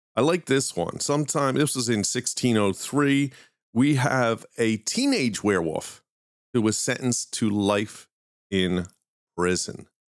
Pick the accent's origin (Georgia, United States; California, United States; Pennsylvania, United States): Pennsylvania, United States; Philadelphia; accent: Philly; that's just my Philly accent